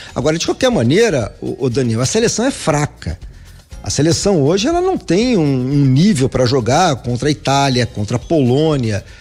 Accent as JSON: {"language": "Portuguese", "country": "Brazil", "said": "Nós somos brasileiros"}